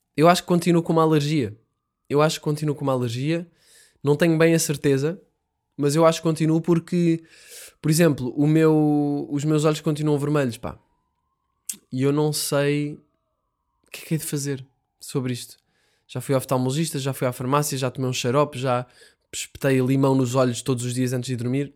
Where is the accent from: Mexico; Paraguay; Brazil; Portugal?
Portugal; Vizela, Norte; Eu sei que estou a exagerar um bocado o sotaque, mas eu sou de Bizela